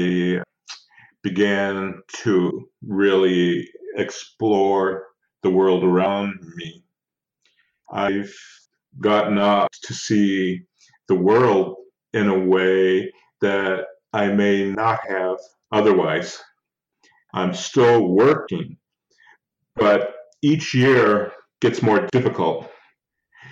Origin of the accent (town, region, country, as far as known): Six Nations Reserve, Southern Ontario, Canada